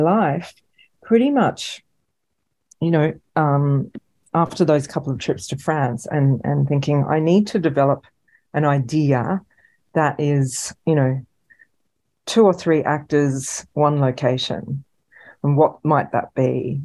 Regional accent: Australia; as Australian filmmakers

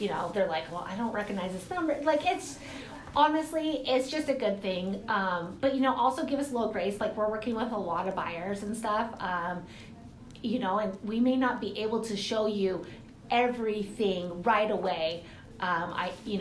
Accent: Moses Lake, Washington, United States; also born or lived in Lewis-Clark Valley; I grew up in Moses Lake and or actually here in the valley as well

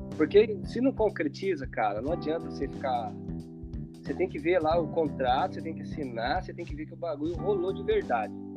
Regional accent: São José dos Campos, São Paulo, Brazil; Eu sou de São José dos Campos, interior de São Paulo

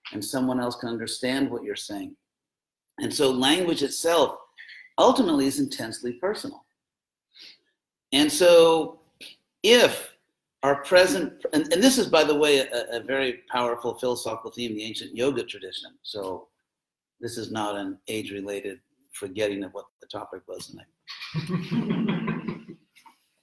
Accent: United States; accent: American; my American accent

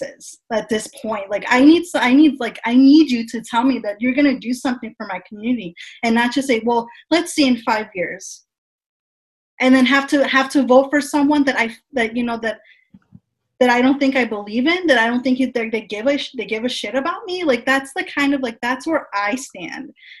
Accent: United States; someone who was born and raised in the United States

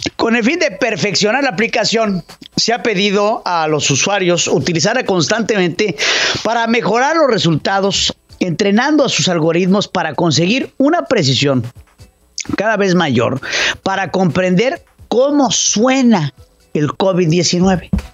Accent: Mexico; como mexicanos que somos

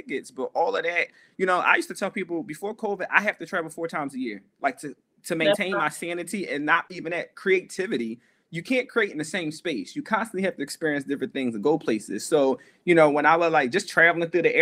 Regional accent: Philadelphia, Pennsylvania, United States; coming from Philadelphia, like the hood, like, well, the hood and like a good neighborhood, because I grew up in Two Folks

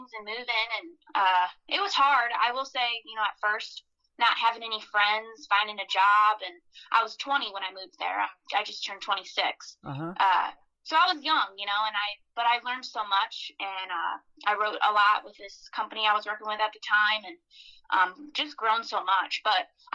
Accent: Michigan, United States; moved away; my hometown in Michigan

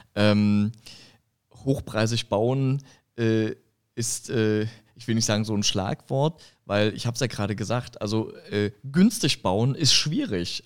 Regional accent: Saxony, Germany; moved away as an adult; now in Frankfurt, Germany; ich komme ja aus, aus Sachsen

